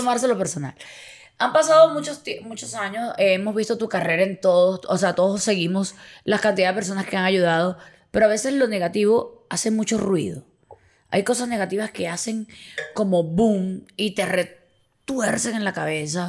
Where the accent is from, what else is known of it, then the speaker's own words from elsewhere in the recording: Venezuela; somos de Venezuela